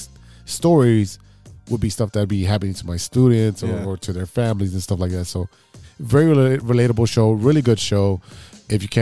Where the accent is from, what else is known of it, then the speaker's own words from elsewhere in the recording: Chicago, Illinois, United States; I grew up a couple blocks south of it, but I grew up in Wicker Park.